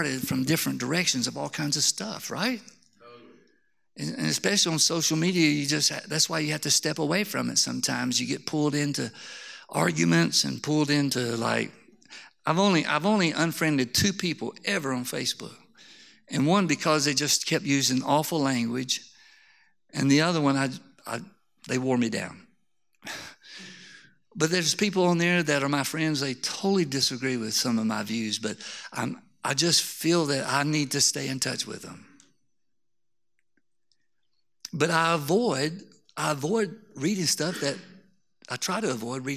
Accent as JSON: {"language": "English", "town": "Harpersville", "region": "Alabama", "country": "United States", "moved": "yes", "said": "I came from Harpersville, Alabama. I don't even have good English, let alone Greek"}